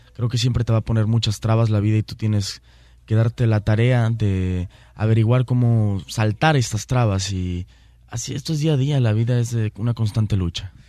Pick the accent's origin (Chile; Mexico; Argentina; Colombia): Mexico; así somos los mexicanos, somos gente trabajadora y muy honrada